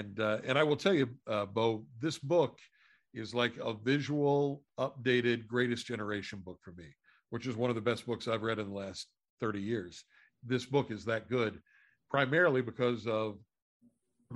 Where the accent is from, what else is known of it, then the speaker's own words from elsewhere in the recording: Appalachia, United States; I grew up in Appalachia